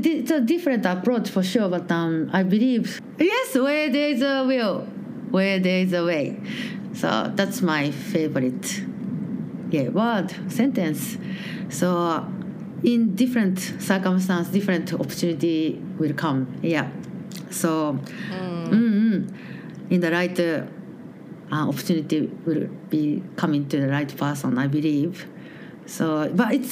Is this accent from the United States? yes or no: no; Japan; English is a second language; moved away as an adult; now in Melbourne, Australia; I'm from Japan